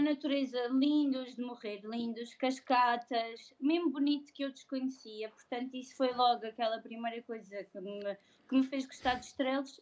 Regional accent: Madeira, Portugal; now in Coimbra, Portugal; eu não sou de cá, eu sou madeirense

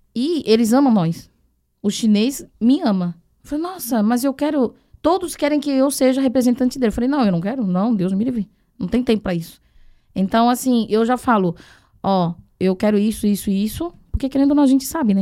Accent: Taiwan; now in Brazil; eu que sou de Taiwan, independente se sou de Taiwan, China, eu tô falando chinês

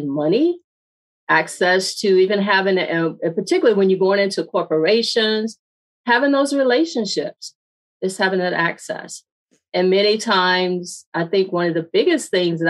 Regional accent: Mississippi, United States; I grew up in Mississippi and I grew up on a farm.

